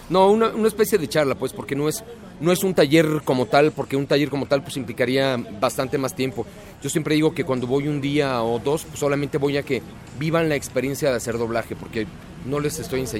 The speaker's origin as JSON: {"language": "Spanish", "region": "Mexico City", "country": "Mexico", "said": "Soy del Distrito Federal. Chilango. Chilanguisimísimo."}